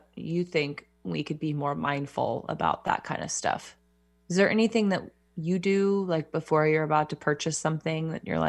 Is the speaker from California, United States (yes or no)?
yes; California, United States; I'm a California girl. I grew up in California